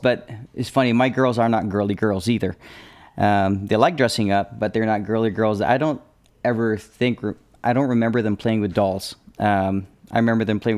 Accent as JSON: {"language": "English", "region": "England", "country": "United Kingdom", "tie": "born or raised there", "moved": "yes", "said": "I was born in England"}